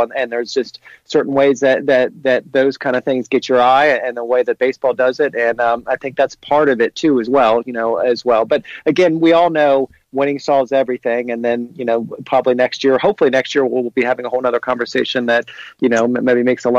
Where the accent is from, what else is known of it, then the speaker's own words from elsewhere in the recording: Cincinnati, Ohio, United States; I grew up in Cincinnati, played baseball a little bit as a kid.